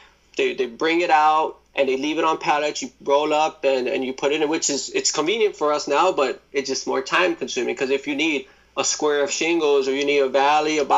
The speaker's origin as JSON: {"language": "English", "town": "New York City", "region": "New York", "country": "United States", "tie": "born or raised there", "said": "I was born in Brooklyn"}